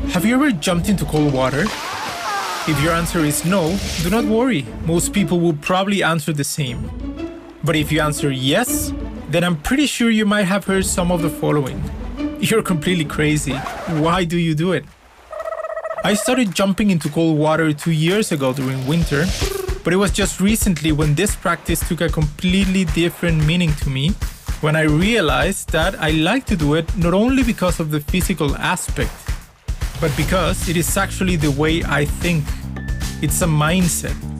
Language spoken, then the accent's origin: English; Cancun, Quintana Roo, Mexico; I come from Mexico, and particularly my hometown is Cancun